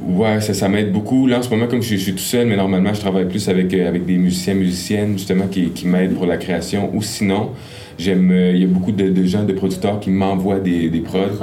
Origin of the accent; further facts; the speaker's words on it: Gatineau, Quebec, Canada; j'ai grandi beaucoup à Gatineau